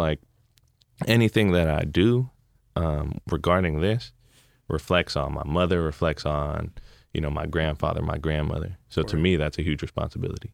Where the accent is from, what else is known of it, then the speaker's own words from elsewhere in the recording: Hayward, California, United States; I grew up in California